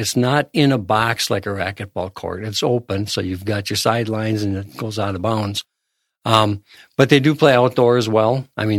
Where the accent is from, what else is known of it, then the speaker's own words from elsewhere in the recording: Arkansas, United States; I'm from Arkansas.